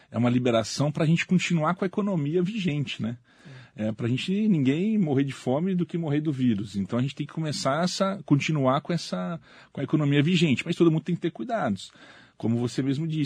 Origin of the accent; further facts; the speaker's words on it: José Bonifácio, São Paulo, Brazil; born there; also born or lived in Santos; Eu nasci na cidade de José Bonifácio, no interior de São Paulo.